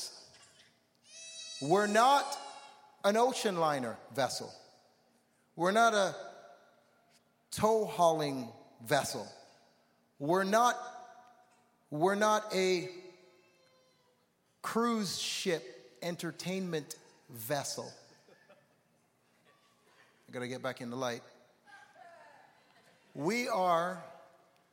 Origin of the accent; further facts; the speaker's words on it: Toronto, Ontario, Canada; I'm from Toronto